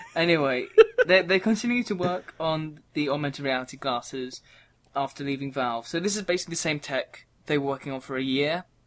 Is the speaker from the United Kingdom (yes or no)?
yes; England, United Kingdom; we're from England, so we have different terminology for it.